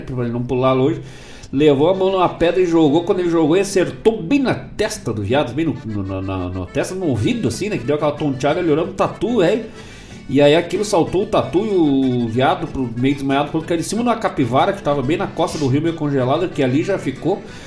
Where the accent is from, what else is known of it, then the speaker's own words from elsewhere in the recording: Bom Jesus, Rio Grande do Sul, Brazil; moved away; minha terra, lá da minha querida Bom Jesus e São José dos Ausentes